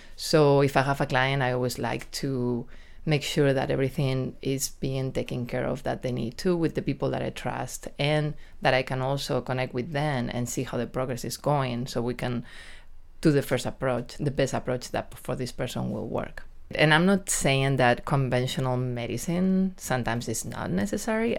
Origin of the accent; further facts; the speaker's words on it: Spain; accent: Spanish accent with a New York touch; English is a second language; moved away as an adult; also born or lived in New York, United States / San Diego, United States; now in Del Mar, United States; I lived in New York for close to twenty years, but I'm originally from Spain